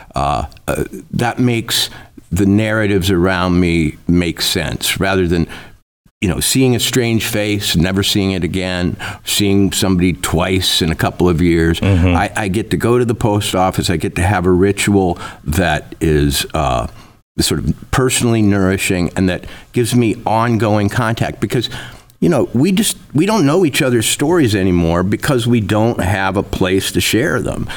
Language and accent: English; Minnesota, United States; also born or lived in Princeton / Oxford / New York City; now in Livingston, Montana, United States; I, I grew up in Minnesota